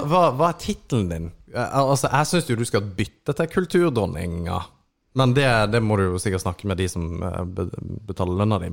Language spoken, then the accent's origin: Norwegian; Kristiansand, Agder, Norway; now in Mo i Rana, Norway; jeg er fra Kristiansand